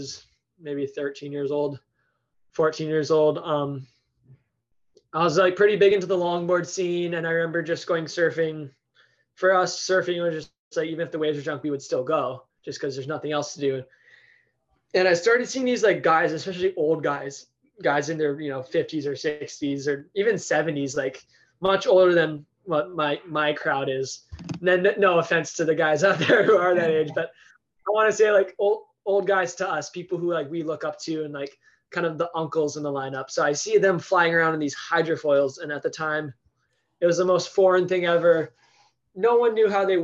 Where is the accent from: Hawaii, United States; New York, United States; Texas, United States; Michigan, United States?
Hawaii, United States; Honolulu; I am from Honolulu on the island of Oahu